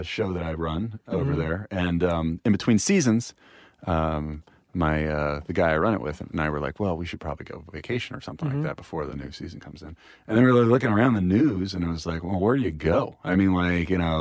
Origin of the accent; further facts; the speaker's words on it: United States; I'm as American as you can get